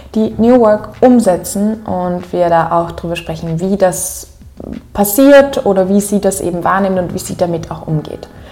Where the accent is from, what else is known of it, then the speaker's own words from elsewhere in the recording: Upper Austria, Austria; accent: Upper Austrian; ich ziemlich in meinen oberösterreichischen Akzent gefallen bin, dort